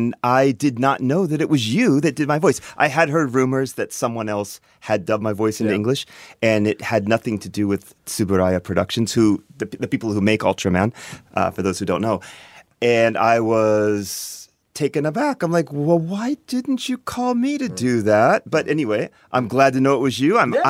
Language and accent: English; Reston, Virginia, United States; moved away as an adult; also born or lived in Pennsylvania; now in Japan; Okay, born and raised outside of Washington, D.C., in a place called Reston, Virginia